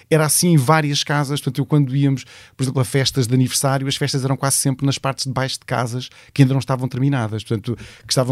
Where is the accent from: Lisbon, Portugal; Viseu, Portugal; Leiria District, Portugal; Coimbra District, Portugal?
Leiria District, Portugal; Leiria; eu sinto que, que o sítio onde eu cresci se tornou literalmente um dormitório da cidade em si.